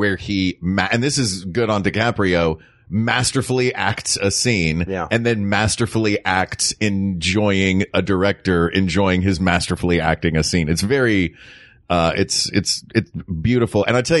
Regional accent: the South, United States; from the South. Diphthongs and triphthongs are just in our blood.

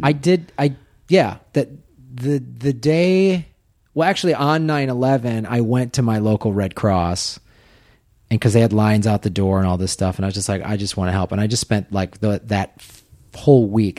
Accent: Midwest, United States; moved away as an adult; also born or lived in Madison, Wisconsin / Evanston, Illinois / Tucson, Arizona; Growing up in the Midwest

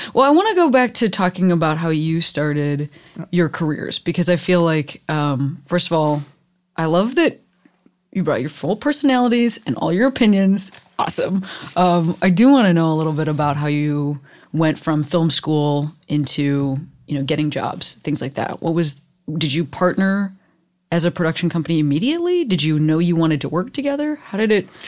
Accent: Chicago, Illinois, United States; I grew up in Chicago.

